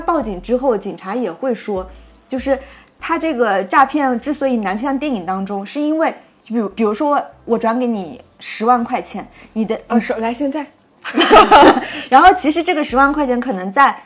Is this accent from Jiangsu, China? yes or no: yes; Nantong, Jiangsu, China; moved away; 我们老家南通